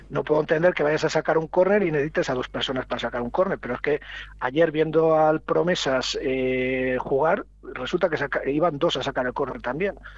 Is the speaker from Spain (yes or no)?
yes; Villanubla, Castile and León, Spain; Soy de Villanula